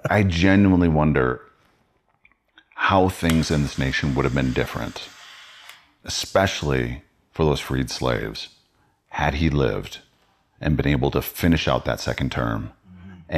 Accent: Wisconsin, United States; I grew up in Wisconsin. And so Illinois was just south of us.

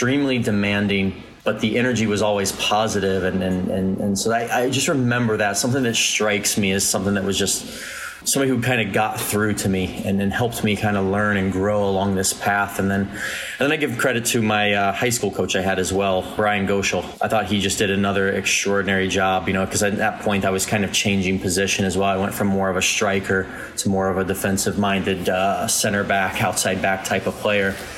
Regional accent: Fort Myers, Florida, United States; I grew up in Fort Myers, Florida, not really a hotbed of soccer talent

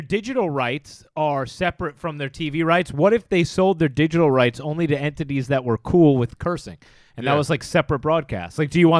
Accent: Fishkill, New York, United States; also born or lived in Long Island; I was born in Long Island, right. But I grew up in Fishkill, Dutchess County.

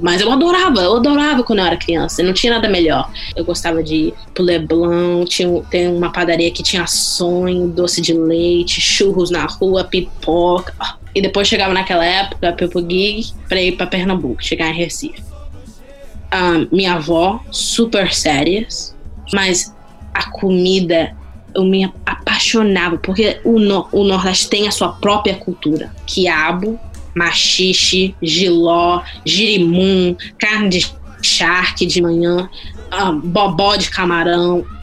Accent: Boston, Massachusetts, United States; eu nasci aqui, eu sou americana

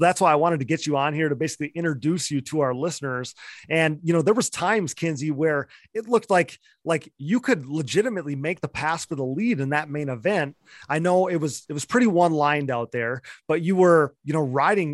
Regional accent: Wisconsin, United States; I'm from Wisconsin.

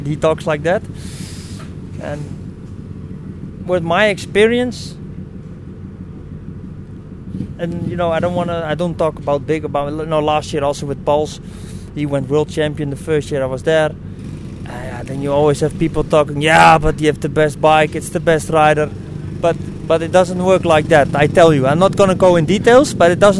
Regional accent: Amsterdam, North Holland, Netherlands; I'm from Amsterdam

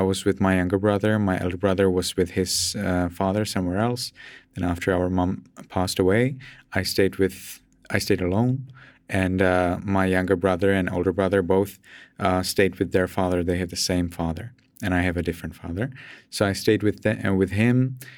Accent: Pilsen, Plzeň Region, Czechia; English is a second language; moved away as an adult; now in Myanmar; I'm from Czech Republic, and uh, I'm from a relatively big city. Uh, not from a very big city, but it's certainly not uh, a small city, not a small town, not a village for sure. Uh, it's uh, Pilsen

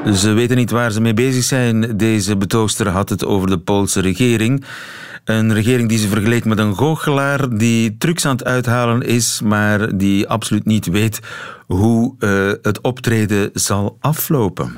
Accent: South Flemish countryside, Flanders, Belgium; ik ben opgegroeid in het Zuid-Vlaamse platteland

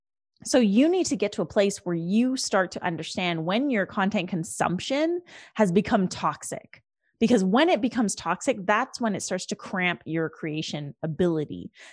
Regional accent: India; the farmers protests in India, which is my home country and my home nation, my people

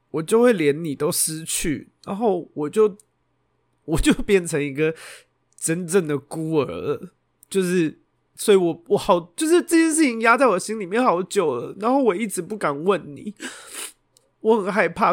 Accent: Xindian, New Taipei, Taiwan; 我是在新店长大的台北人

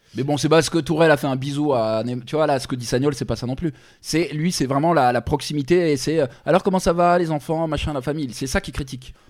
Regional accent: Paris, Île-de-France, France; moi, je suis parisien

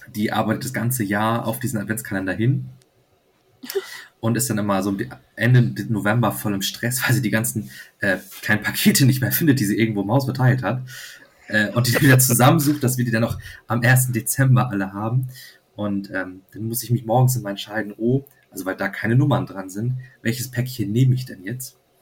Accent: Flensburg, Schleswig-Holstein, Germany; ich komme halt aus Flensburg und äh, wohne also direkt an der dänischen Grenze

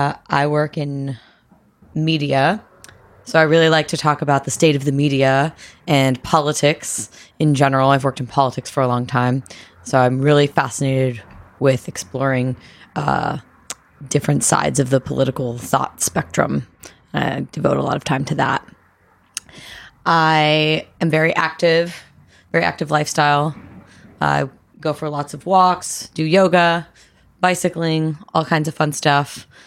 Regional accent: East Coast, United States; I'm from the East Coast.

